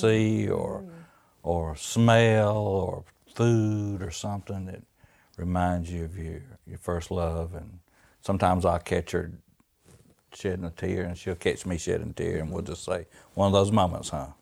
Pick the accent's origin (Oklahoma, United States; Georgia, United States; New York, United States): Georgia, United States; born or raised there